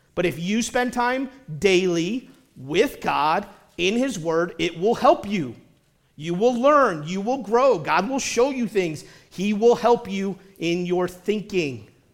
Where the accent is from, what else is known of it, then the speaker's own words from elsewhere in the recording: United States; as American Christians